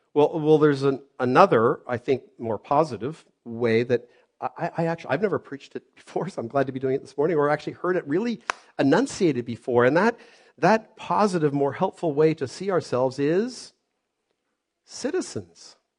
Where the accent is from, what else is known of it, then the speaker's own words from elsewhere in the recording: Canada; I was born here in Canada